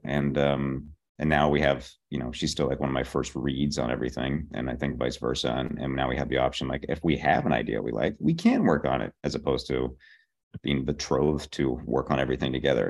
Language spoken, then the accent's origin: English; Pittsburgh, Pennsylvania, United States; born or raised there; moved away as an adult; also born or lived in Boston